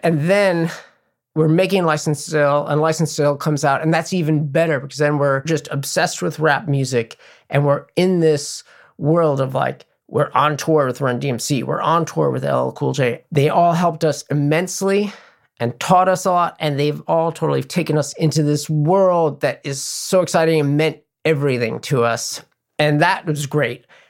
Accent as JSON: {"language": "English", "town": "New York City", "region": "New York", "country": "United States", "tie": "born or raised there", "said": "growing up in New York City"}